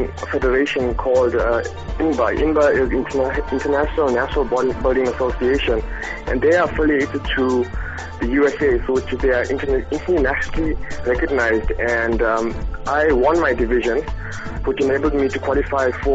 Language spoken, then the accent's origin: English; Pietermaritzburg, KwaZulu-Natal, South Africa; I'm a firefighter from Pietermaritzburg.